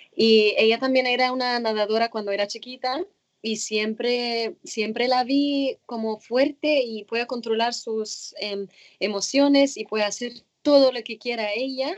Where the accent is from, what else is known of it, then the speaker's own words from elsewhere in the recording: Cairo, Cairo Governorate, Egypt; moved away as an adult; now in United States; nací en Cairo, en Egipto. Empecé con el nado sincronizado en mi club en Cairo cuando tenía 12, eh, no, 8, 7, 8 años